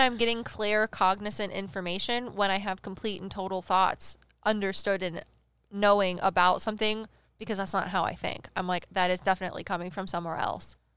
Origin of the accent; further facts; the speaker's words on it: Midwest, United States; we're from the Midwest